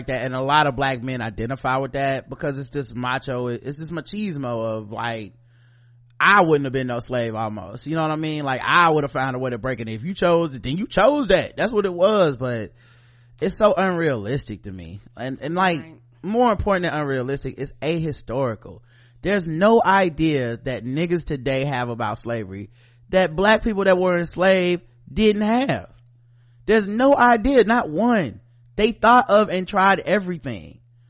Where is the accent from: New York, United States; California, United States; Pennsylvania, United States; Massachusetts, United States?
New York, United States; New York City; moved away as an adult; now in Japan; I'm originally from Queens, New York City. My family roots are in Virginia and SC.